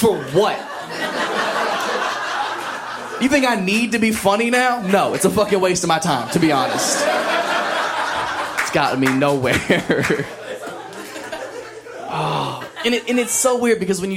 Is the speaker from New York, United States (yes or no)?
no; an hour west of Columbus, Ohio, United States; moved away; I'm from the middle of nowhere, like, hour west of Columbus, surrounded by cornfields, country, the sticks, we call it